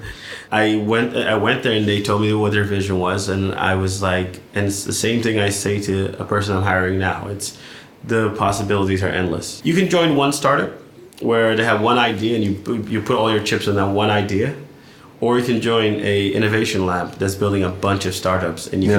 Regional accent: California, United States; moved away as an adult; also born or lived in London; now in Berlin, Germany; I'm from California

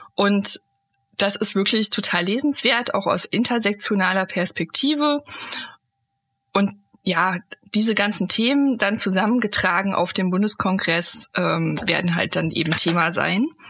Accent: Germany; moved away; also born or lived in Hesse; ich bin ja in der DDR aufgewachsen

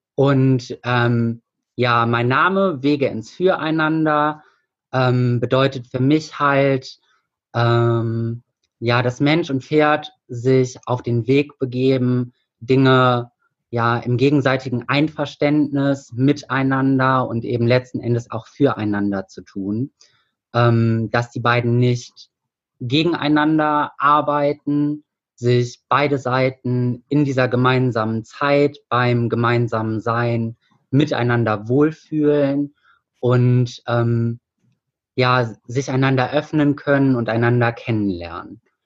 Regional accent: Hilden, North Rhine-Westphalia, Germany; bei uns in Hilden

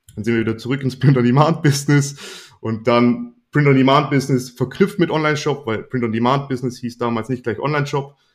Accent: Swabia, Germany; ich bin ja Schwabe

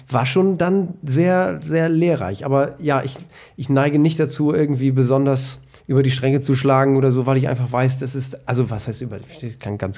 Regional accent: Emden, Lower Saxony, Germany; ich bin also ähm, reiner Ostfriese. Mhm. Ähm, ich bin in Emden geboren und äh, groß geworden

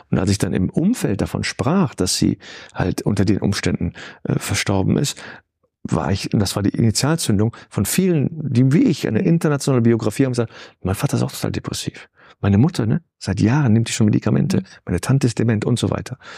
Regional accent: Cologne, North Rhine-Westphalia, Germany; Ich, das ist hier, Köln ist meine Heimat, mhm. Solingen ist nebenan und so.

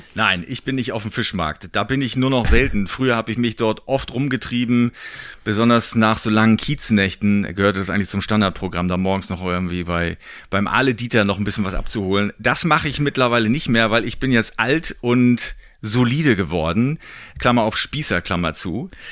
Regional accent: East Germany, Germany; ich bin ja im, im Osten geboren worden, habe die DDR noch ein bisschen miterlebt

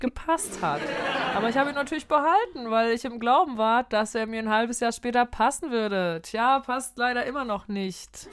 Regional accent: Northern Germany, Germany; Auch ich bin Norddeutsche

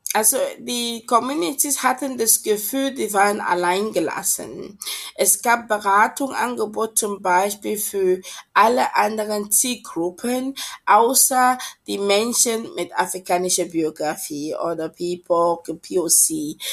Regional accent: Cameroon; German is a second language; moved away as an adult; also born or lived in Esslingen, Germany; now in Germany; ursprünglich komme ich aus Kamerun und uh, bin ich auch dort aufgewachsen, uh, bin nach Deutschland ähm, 2002 gekommen, um hier zu studieren.

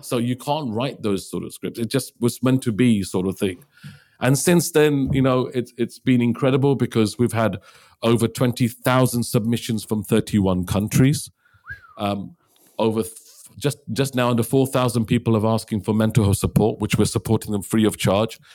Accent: Liverpool, North West England, United Kingdom; I'm from Liverpool. My father came to Liverpool from India in nineteen sixty-four

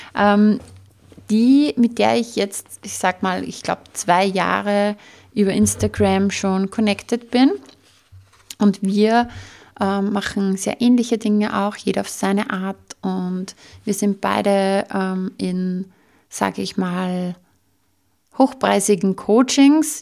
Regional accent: Austria; bei uns in Österreich

